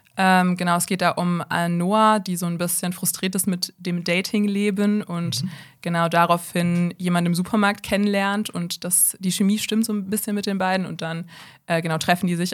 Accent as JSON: {"language": "German", "town": "Bonn", "region": "North Rhine-Westphalia", "country": "Germany", "said": "ich bin 23 und ich komme aus Bonn"}